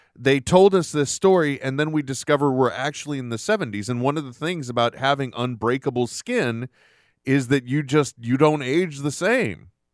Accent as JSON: {"language": "English", "country": "United States", "said": "an American citizen"}